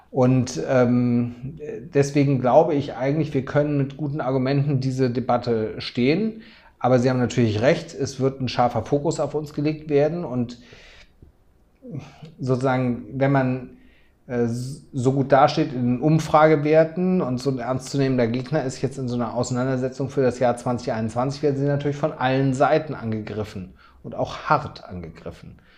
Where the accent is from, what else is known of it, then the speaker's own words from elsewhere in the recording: Schleswig-Holstein, Germany; ich komme aus Schleswig-Holstein, da wird gerade eine Firma belt Beltquerung gebaut.